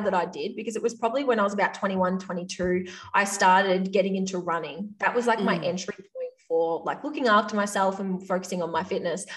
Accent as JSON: {"language": "English", "region": "Victoria", "country": "Australia", "tie": "born or raised there", "accent": "Australian", "said": "I grew up in a small country town at the top of Victoria in Australia. If you can't tell from my accent, like I am Australian."}